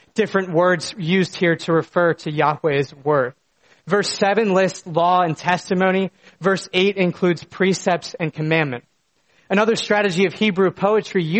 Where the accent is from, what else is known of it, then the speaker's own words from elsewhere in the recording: United States; moved away; The small town that I grew up in was an absolute spectacle of creation. In my backyard was a small mountain that lit up with the colors of fall, and the beautiful Susquehanna River was just down the road